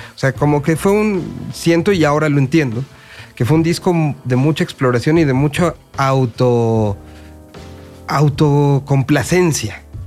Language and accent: Spanish; Mexico City, Mexico; como habitante y como que nací en esta Ciudad de México